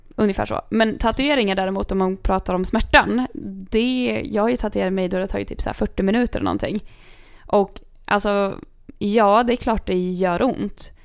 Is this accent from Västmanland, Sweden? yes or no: yes; Kungsör, Västmanland, Sweden; jag kommer från Kungsör